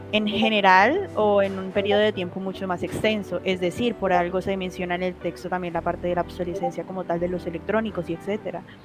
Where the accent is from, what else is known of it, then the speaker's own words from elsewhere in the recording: Colombia; soy de Colombia